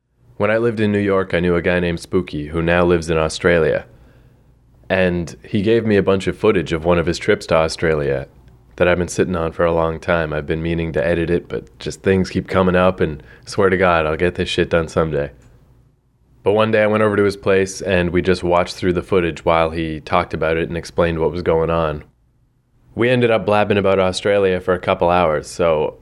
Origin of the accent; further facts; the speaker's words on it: Fredericton, New Brunswick, Canada; I was born on September 18th, 1979, in Fredericton, New Brunswick.